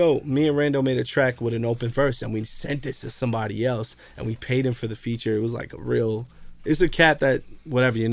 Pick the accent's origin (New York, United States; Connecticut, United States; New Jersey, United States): New Jersey, United States; Jersey City; I'm from Jersey City